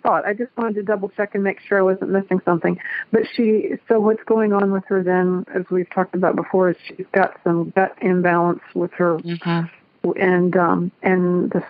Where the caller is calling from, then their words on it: Cincinnati, Ohio, United States; I am calling from Cincinnati, Ohio.